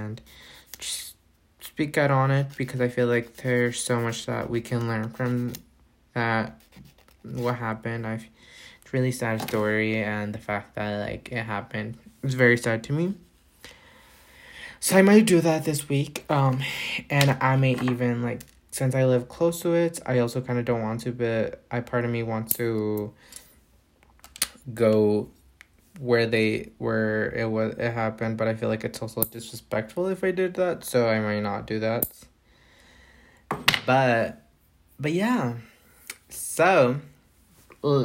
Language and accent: English; Concord, North Carolina, United States; also born or lived in Provo, Utah / State of Mexico, Mexico; now in Utah, United States; I grew up in North Carolina. I was born in Provo, Utah, but I was raised, so to me, like, I consider North Carolina home to me